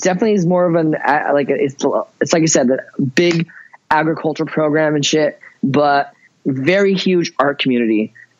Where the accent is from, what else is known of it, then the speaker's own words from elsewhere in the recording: Ventura, California, United States; born there; No, I was not. I was born in Ventura, California, and I only went to Chico State University for college.